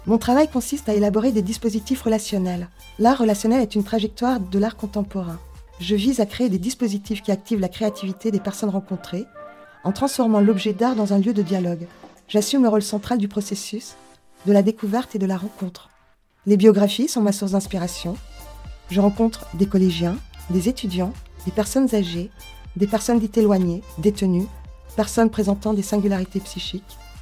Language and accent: French; Kaysersberg, Grand Est, France; J'ai grandi à Kaisersberg, ville natale du docteur Albert Schweizer